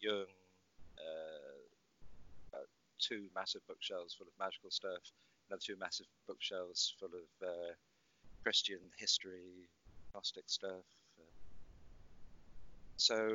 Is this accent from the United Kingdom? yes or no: yes; Wales, United Kingdom; moved away as an adult; also born or lived in London / Northern California / Ireland; I'm Welsh.